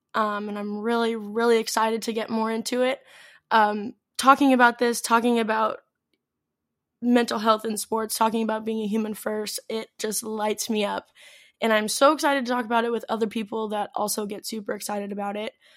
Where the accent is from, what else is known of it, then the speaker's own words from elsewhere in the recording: St. Louis, Missouri, United States; moved away as an adult; also born or lived in Athens, Greece / Mykonos, Greece; now in Greece; I am from Saint Louis